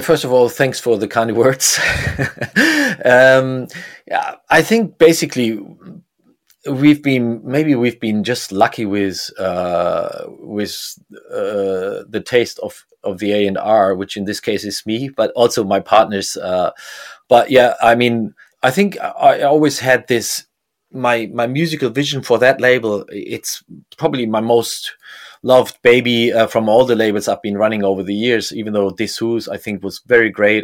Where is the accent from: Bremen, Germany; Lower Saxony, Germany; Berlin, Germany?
Bremen, Germany; I grew up in Bremen